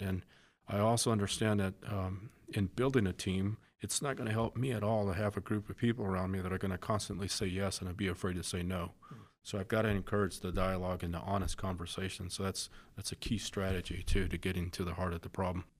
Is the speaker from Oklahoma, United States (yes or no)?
no; Coolidge, Arizona, United States; I grew up in Coolidge, Arizona.